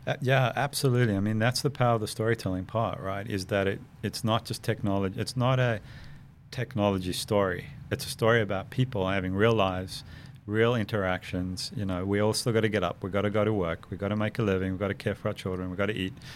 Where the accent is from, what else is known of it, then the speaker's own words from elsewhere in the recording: South Africa; moved away; growing up in South Africa